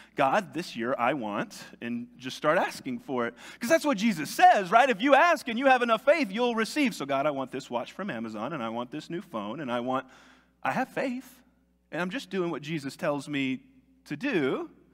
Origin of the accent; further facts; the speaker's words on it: United States; me as an American